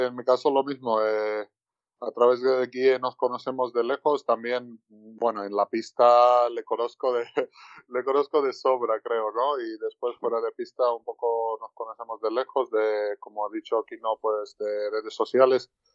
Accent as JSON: {"language": "Spanish", "town": "Tbilisi", "country": "Georgia", "moved": "yes", "lives_now": "Gran Canaria, Spain", "said": "el capital de donde somos, bueno, de donde soy yo y, toda, toda mi familia también"}